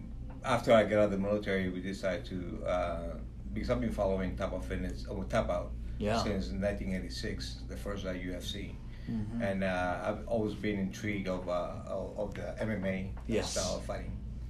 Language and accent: English; Puerto Rico; now in San Antonio, United States; I'm from Puerto Rico.